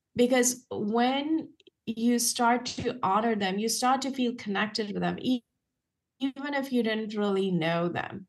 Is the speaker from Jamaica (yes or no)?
no; India; now in United States; what I had seen growing up in India